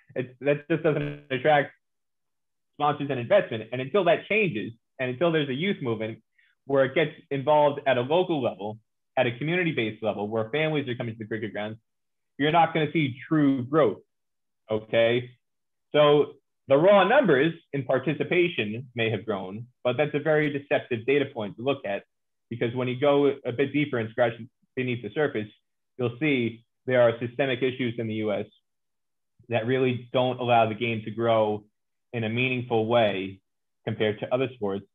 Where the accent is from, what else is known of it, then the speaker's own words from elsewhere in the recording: New Jersey, United States; also born or lived in New York; born in New York, raised in New Jersey, born and raised in America